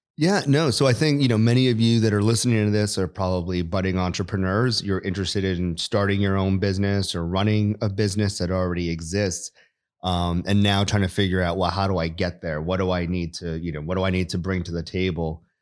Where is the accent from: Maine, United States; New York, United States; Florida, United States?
New York, United States; moved away as an adult; I grew up in New York, went to the Air Force Academy for undergrad